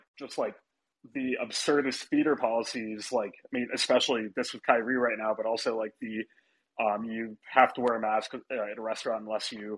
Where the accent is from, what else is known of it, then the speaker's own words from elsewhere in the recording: New York, United States; a New Yorker